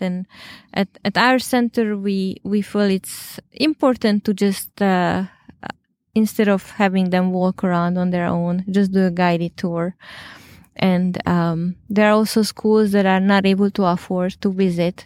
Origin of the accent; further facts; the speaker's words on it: Hungary; moved away; I'm originally from Hungary